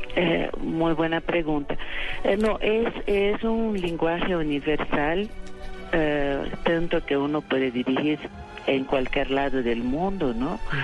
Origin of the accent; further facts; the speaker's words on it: São Paulo, Brazil; first language Portuguese; Spanish is a second language; Yo nací en San Paulo